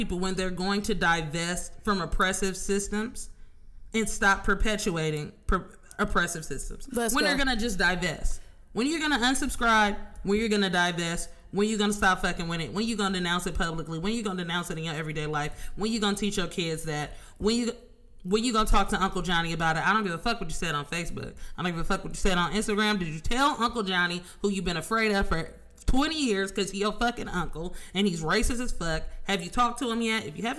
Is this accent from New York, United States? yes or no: no; Oakland, California, United States; from Oakland.